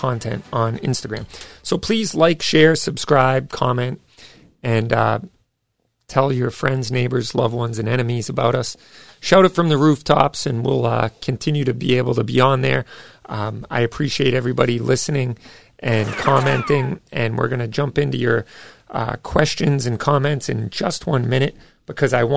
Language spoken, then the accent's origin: English; United States; I was born here, for crying out loud. I was born in America